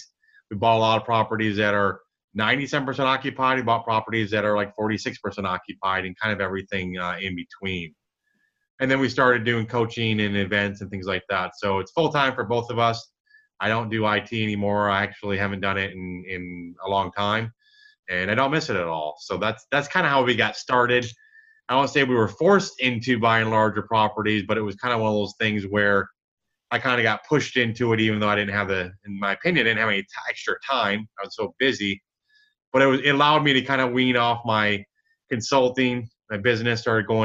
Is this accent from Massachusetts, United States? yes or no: no; Michigan, United States; now in Dallas, United States; I grew up in Michigan. I'm in Dallas now